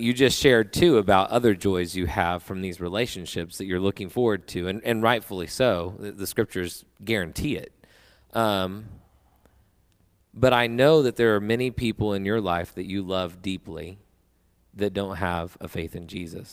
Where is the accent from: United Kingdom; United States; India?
United States; as an American